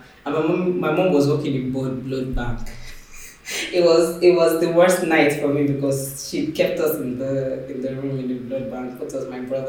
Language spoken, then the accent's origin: English; Akure, Ondo, Nigeria; I grew up in Akure, and Akure had one cinema then.